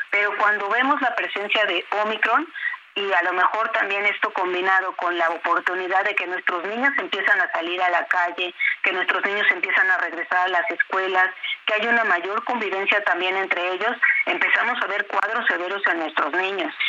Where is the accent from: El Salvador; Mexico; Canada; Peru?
Mexico; nosotros como mexicanos